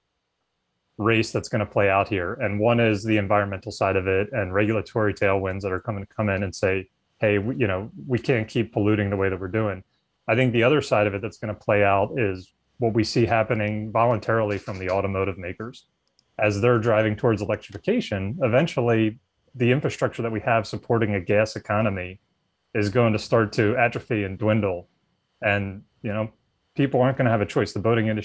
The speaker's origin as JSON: {"language": "English", "town": "Philadelphia", "region": "Pennsylvania", "country": "United States", "tie": "born or raised there", "said": "I grew up in the Philadelphia area."}